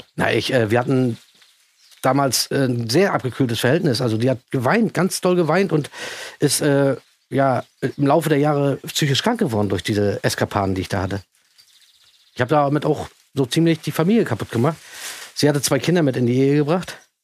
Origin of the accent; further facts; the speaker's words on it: East Germany, Germany; bei uns im Osten